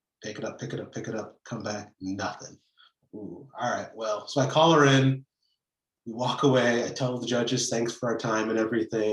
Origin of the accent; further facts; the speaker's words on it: Fremont, Nebraska, United States; also born or lived in Chicago; now in Kansas City, United States; I grew up in Fremont, Nebraska